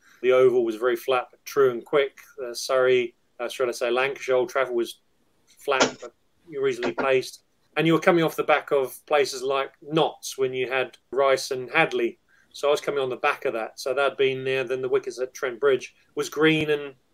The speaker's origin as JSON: {"language": "English", "country": "New Zealand", "also_born_or_lived": "England", "moved": "as an adult", "said": "I played a bit of underage cricket in New Zealand"}